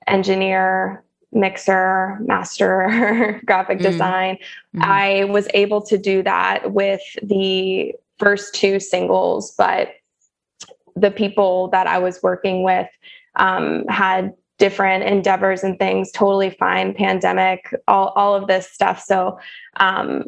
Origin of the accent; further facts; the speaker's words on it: the South, United States; also born or lived in St. Louis / Nashville / Los Angeles; I'm from the South